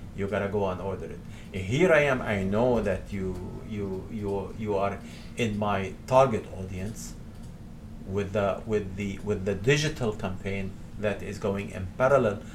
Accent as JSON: {"language": "English", "town": "Montreal", "region": "Quebec", "country": "Canada", "said": "I come from Montreal"}